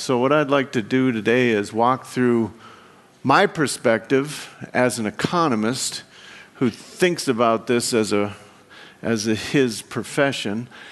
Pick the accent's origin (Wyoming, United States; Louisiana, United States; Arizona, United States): Wyoming, United States; I come from Wyoming, and if you've never been in Wyoming, uh, it's half a million people in the whole state